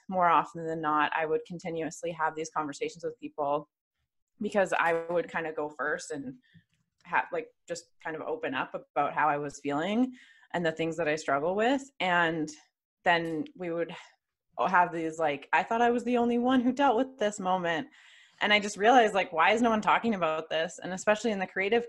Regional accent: Calgary, Alberta, Canada; also born or lived in Atlanta; I'm from Calgary, Alberta, Canada, born and raised.

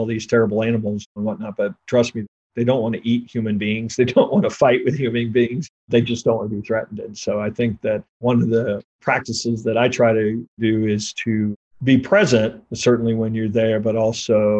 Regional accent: Kansas City, Missouri, United States; also born or lived in Cold Creek Canyon, Colorado; I grew up in Kansas City and have lived here all my life

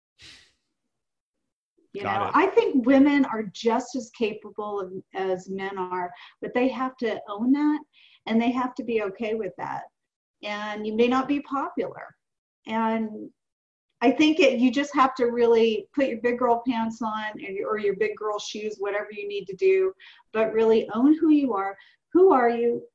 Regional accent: the South, United States; I'm 58 years old and I'm from the South

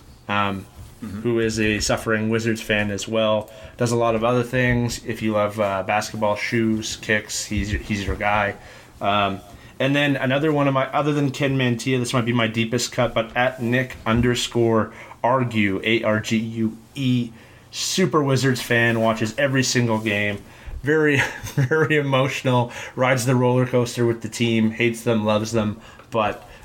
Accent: Alberta, Canada

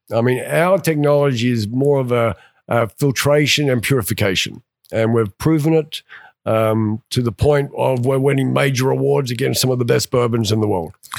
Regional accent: Australia; also born or lived in England / Atlanta, Georgia; now in Cumming, United States; I'm originally from Australia, lived in England, and came over to, uh, Atlanta, Georgia back in nineteen ninety-two

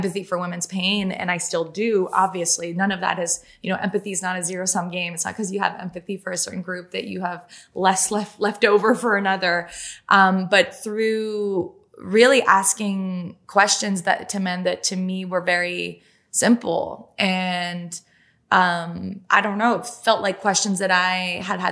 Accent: Canada; first language French; English is a second language; I'm French Canadian. English is my second language.

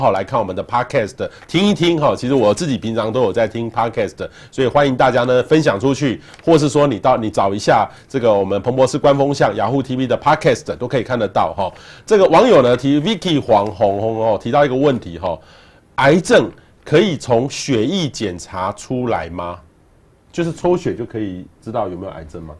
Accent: Taiwan; 我们台湾人对于这个，呃，医疗

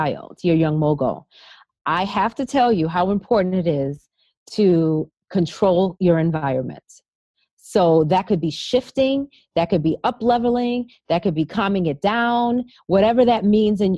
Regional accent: Boston, Massachusetts, United States; From Boston. I'm a Bostonian

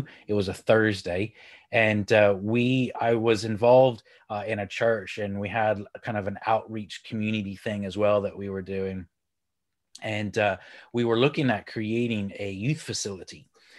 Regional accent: Texas, United States; now in United Kingdom; So I'm from Texas, but I live here in the UK up in the north.

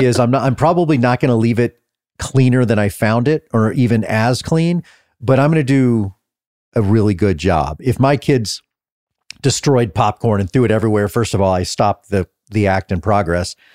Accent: North Texas, United States; also born or lived in Austin, Texas; I grew up in North Texas

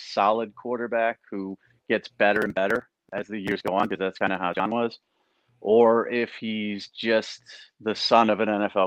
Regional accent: Northeast, United States; I am from the Northeast, not a football hotbed

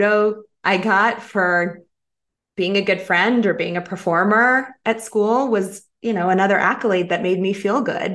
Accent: North Carolina, United States; moved away as an adult; also born or lived in Chicago; I came home to North Carolina to be closer to my father.

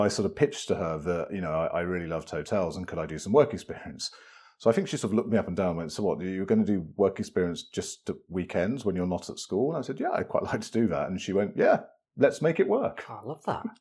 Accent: west of Birmingham, West Midlands, United Kingdom; a you know boy from west of Birmingham

